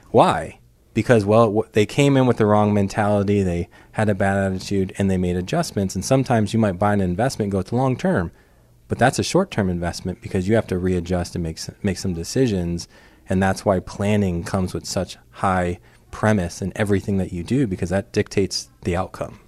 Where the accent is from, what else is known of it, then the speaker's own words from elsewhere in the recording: New York City, New York, United States; moved away; I grew up in Brooklyn, New York